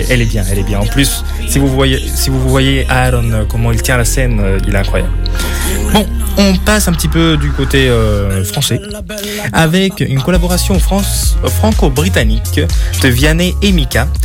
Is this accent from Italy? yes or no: yes; Italy; Donc, euh, bon, de chez moi en Italie, j'entends.